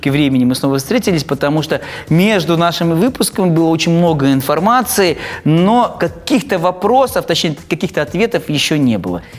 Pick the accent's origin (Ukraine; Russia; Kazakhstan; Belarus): Kazakhstan; Almaty; Я, я алматинец